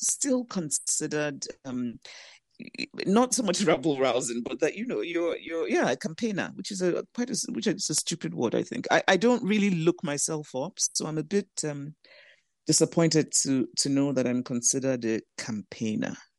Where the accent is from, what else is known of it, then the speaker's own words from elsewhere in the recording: Nigeria; also born or lived in United States; I'm Nigerian, I have two homes, I live in Nigeria, I also live in the U S